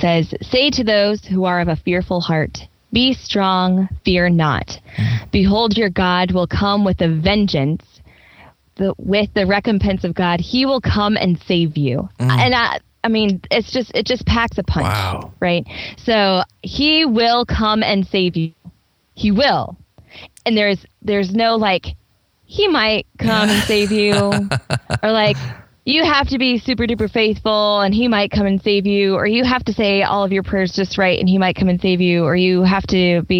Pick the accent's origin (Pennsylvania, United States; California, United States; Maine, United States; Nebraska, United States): Nebraska, United States; moved away; I grew up in Nebraska, so that's a landlocked state